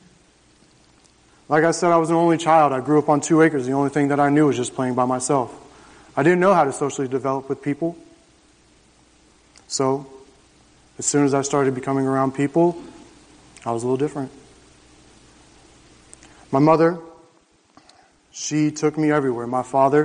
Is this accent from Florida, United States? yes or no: yes; Jacksonville, Florida, United States; I grew up on 2 acres in the suburbs of Jacksonville